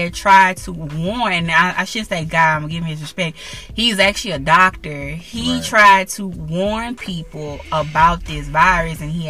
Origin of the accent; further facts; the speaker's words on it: Louisiana, United States; in my hometown, Louisiana